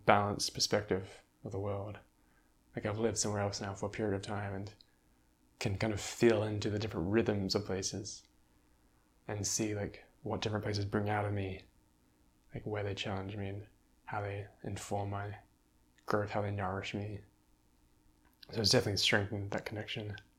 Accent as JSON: {"language": "English", "country": "Australia", "tie": "born or raised there", "moved": "as an adult", "said": "growing up in Australia, in that landscape."}